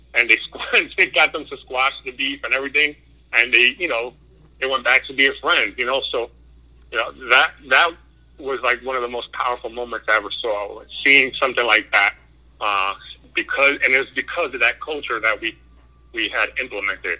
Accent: New York City, New York, United States; I'm originally from New York City, mm-hmm. uh, in the in the Bronx

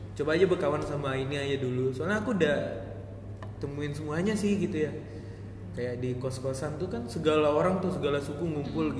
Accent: Batam, Riau Islands, Indonesia; walaupun aku orang Padang tapi kan memang udah lahir besar di sini

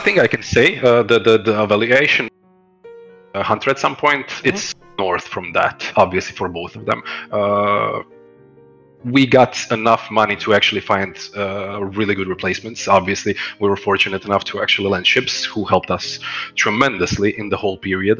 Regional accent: Croatia; I'm originally from Croatia

